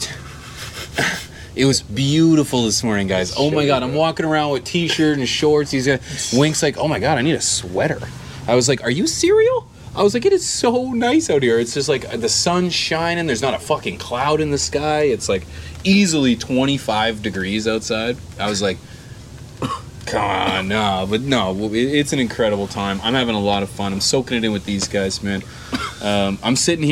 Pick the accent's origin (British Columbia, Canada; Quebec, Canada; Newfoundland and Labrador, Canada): British Columbia, Canada; I'm from Canada